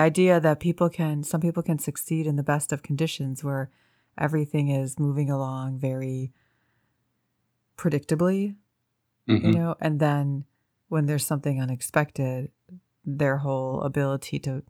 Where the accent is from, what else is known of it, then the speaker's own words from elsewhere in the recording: Midwest, United States; I've lived in the Midwest my entire life.